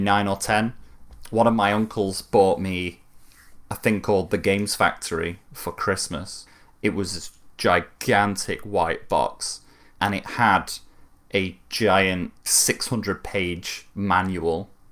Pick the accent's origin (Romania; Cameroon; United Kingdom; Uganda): United Kingdom; Manchester, North West England; I'm from Manchester.